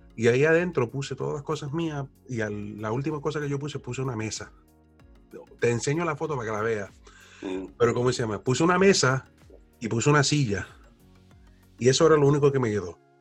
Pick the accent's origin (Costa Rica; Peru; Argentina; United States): United States; New York City, New York; also born or lived in Plattsburgh, New York / Florida; now in Syracuse, United States; yo nací en el Bronx, en uno de los condados de Nueva York